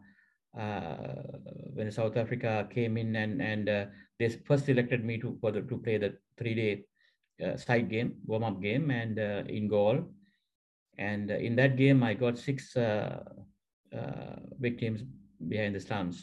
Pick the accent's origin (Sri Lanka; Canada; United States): Sri Lanka; Central Province; also born or lived in Colombo; I'm from Central District and Central Province